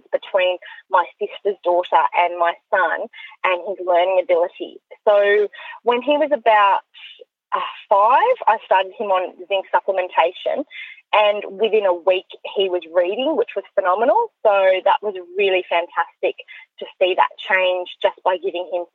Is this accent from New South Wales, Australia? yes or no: yes; Orange, New South Wales, Australia; moved away as an adult; now in Sydney, Australia; I grew up in Orange, so country New South Wales